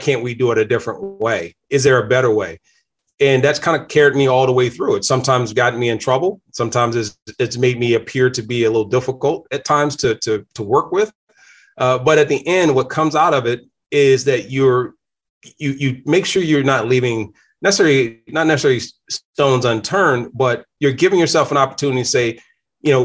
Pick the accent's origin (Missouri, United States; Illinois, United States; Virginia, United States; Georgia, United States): Virginia, United States; Danville; moved away as an adult; now in Michigan, United States; I'm not originally from Michigan. I'm from Virginia. I came here in 1991 to Michigan after being drafted by Detroit Lions, but grew up in a small place called Danville, Virginia